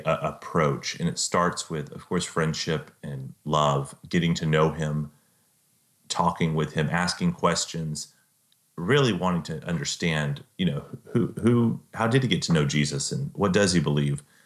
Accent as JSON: {"language": "English", "region": "Central Texas", "country": "United States", "said": "I'm from Central Texas."}